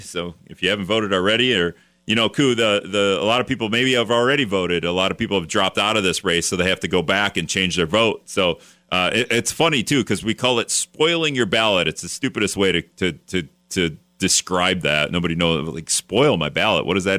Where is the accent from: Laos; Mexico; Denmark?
Laos; When I grew up in Laos, my father couldn't buy me a thing of Coke